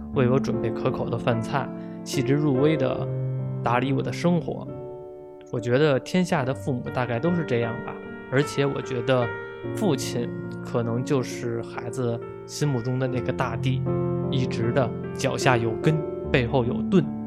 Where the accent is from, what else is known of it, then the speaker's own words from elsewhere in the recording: Beijing, China; 我是一名八五后的北京老男孩儿